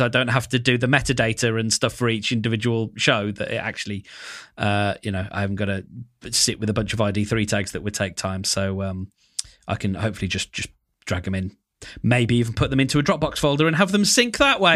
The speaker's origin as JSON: {"language": "English", "country": "United Kingdom", "said": "I'm British"}